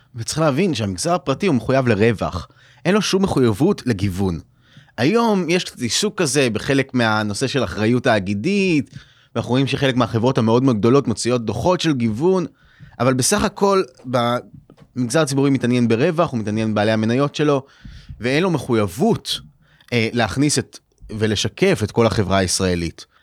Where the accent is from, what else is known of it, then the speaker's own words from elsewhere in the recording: Israel; בתור ישראלים